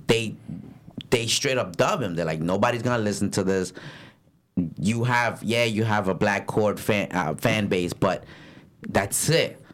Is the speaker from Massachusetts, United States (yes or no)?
no; Paterson, New Jersey, United States; I'm from Patterson